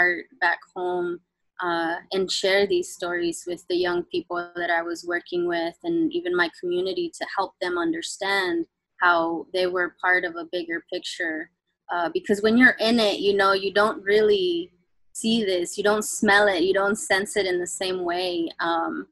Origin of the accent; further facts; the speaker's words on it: Houston, Texas, United States; I grew up in Houston, Texas